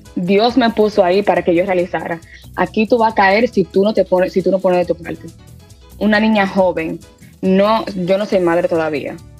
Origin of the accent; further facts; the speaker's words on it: Reading, Pennsylvania, United States; also born or lived in New York; yo estoy nacida y criada en Reading, Pensilvania